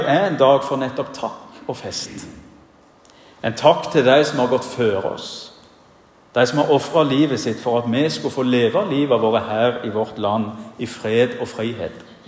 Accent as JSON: {"language": "Norwegian", "town": "Bryne", "region": "Rogaland", "country": "Norway", "tie": "born or raised there", "moved": "as an adult", "lives_now": "Giske, Norway", "said": "Hjemme på Bryne så var det tradisjon for at en avgangselev ved den videregående skolen holdt minnetalen"}